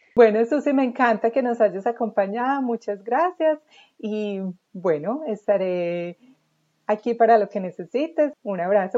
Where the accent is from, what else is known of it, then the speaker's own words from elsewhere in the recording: Colombia; moved away as an adult; salí de Colombia desde los 19 años